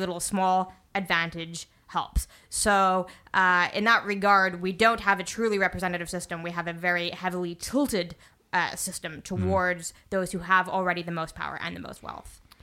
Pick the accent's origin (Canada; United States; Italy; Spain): Canada